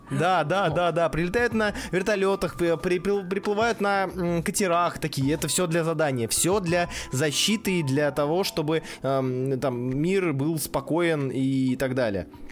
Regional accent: Saint Petersburg, Russia; Я из Санкт-Петербурга. Родился, вырос

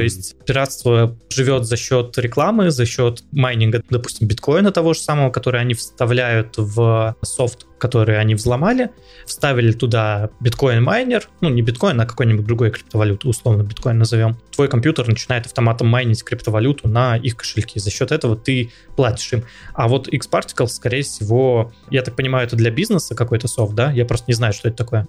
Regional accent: Russia; я из России

